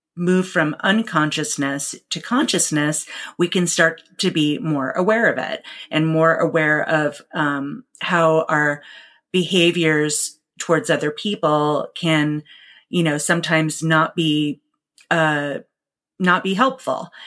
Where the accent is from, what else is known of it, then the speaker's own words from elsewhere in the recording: New York City, New York, United States; now in Seattle, United States; Growing up in New York City in the 80s